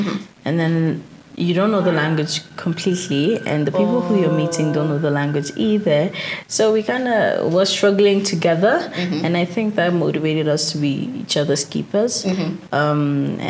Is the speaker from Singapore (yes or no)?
no; Nairobi, Kenya; now in Denmark; Born and raised in Nairobi.